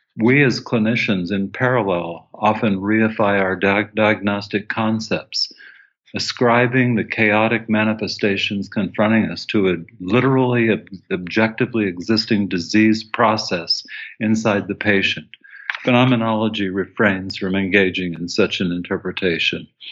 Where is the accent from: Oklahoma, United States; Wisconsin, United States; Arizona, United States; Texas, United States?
Arizona, United States; Tucson; I grew up in Tucson, Arizona, and, and went to the university there.